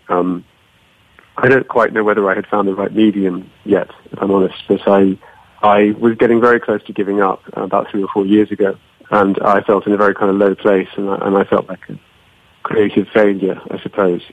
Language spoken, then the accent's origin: English; Cyprus; I grew up in Cyprus in the Mediterranean